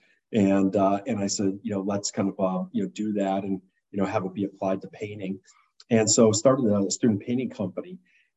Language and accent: English; Sheboygan, Wisconsin, United States; I grew up in Sheboygan, Wisconsin